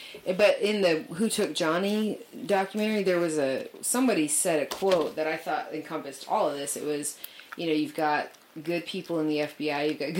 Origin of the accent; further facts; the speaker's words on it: the South, United States; Like, we're from the South.